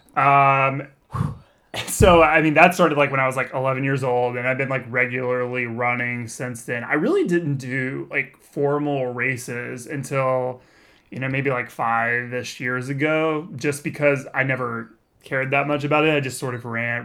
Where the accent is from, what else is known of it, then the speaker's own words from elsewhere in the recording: Texas, United States; moved away as an adult; also born or lived in Austin, Texas; now in Southern California, United States; I grew up in Texas where it is also very humid